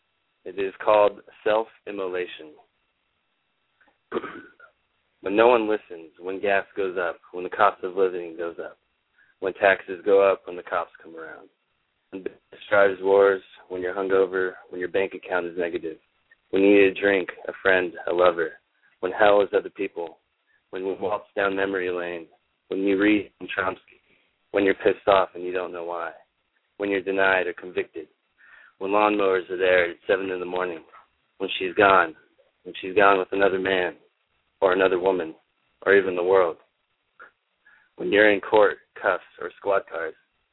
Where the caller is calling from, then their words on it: Orange County, Southern California, United States; I'm calling from Southern California.